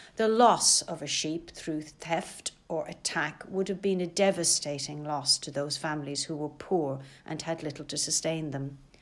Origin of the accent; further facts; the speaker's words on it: Ireland; now in London, United Kingdom; I didn't grow up in the countryside, but being Irish, rural ways and rural life never seemed to be so very far away. In the nineteen seventies in Ireland